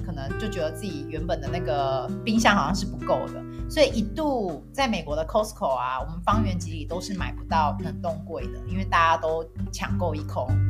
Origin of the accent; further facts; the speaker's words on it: Taiwan; moved away as an adult; 我其实是在台湾出生长大的嘛，然后 长到二十几岁，然后才出国念书